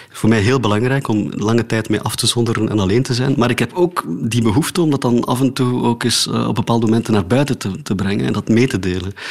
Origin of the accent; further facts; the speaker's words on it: Oudenaarde, Flanders, Belgium; accent: Oudenaards; moved away; also born or lived in Antwerp; toen ik in Oudenaarde woonde.